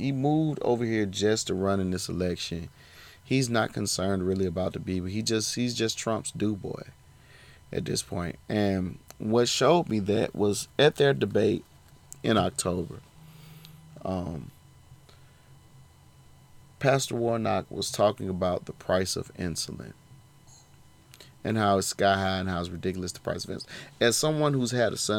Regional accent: Georgia, United States; my home state of Georgia

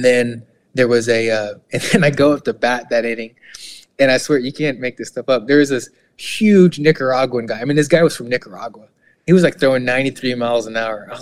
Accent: Houston, Texas, United States; moved away as an adult; also born or lived in Midwest; growing up in Eastside Houston

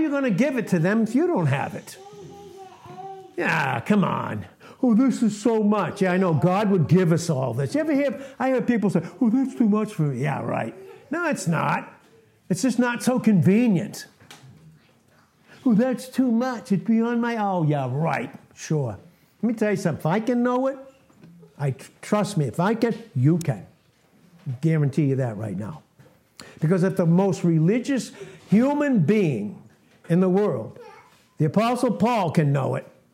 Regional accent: Boston, Massachusetts, United States; also born or lived in Texas; where I grew up in Boston

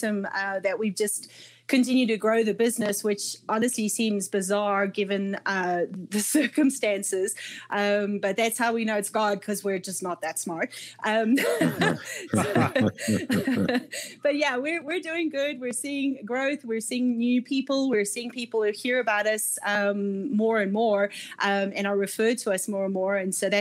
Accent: Scotland, United Kingdom; moved away as an adult; I'm Scottish by nationality or heritage. My parents are Scots

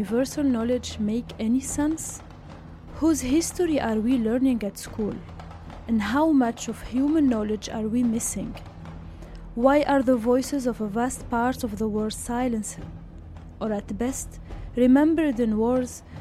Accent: Tunisia; moved away; I am from Tunisia

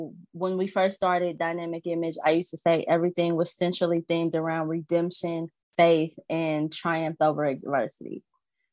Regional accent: Alton, Illinois, United States; also born or lived in Maryland Heights, Missouri; I'm from Illinois. Alton, Illinois is about 10 minutes from St. Louis

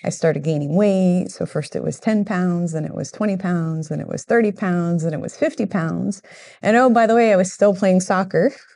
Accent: Miami, Florida, United States; moved away as an adult; now in Central Florida, United States; I grew up in Miami

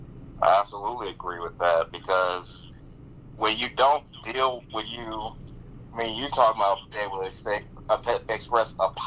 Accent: Omaha, Nebraska, United States; now in Kansas City, United States; I was born in Omaha.

